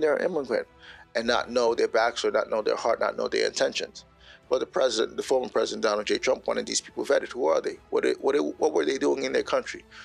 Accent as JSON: {"language": "English", "town": "New York City", "region": "New York", "country": "United States", "tie": "born or raised there", "moved": "yes", "said": "my time growing up in Bushwick, Brooklyn"}